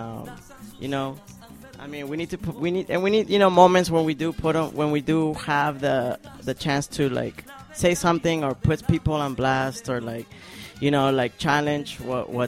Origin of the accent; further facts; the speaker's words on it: South Florida, United States; moved away; Jimena and I, we grew up in South Florida for a long time